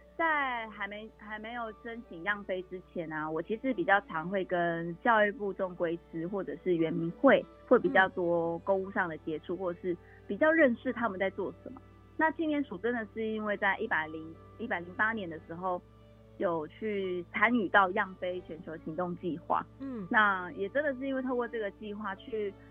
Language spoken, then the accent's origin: Chinese; Jianhe, Taitung County, Taiwan; 那我是来自台东建和部落的卑南族。